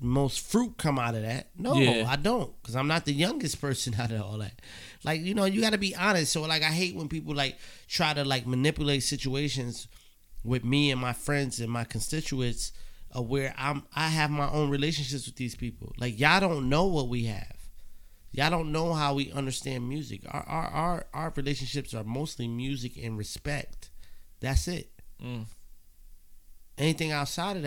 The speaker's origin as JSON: {"language": "English", "town": "Beacon", "region": "New York", "country": "United States", "said": "I'm from Beacon, New York"}